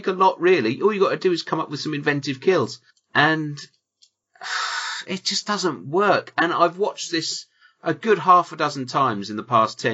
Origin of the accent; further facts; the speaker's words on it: United Kingdom; I'm British and reserved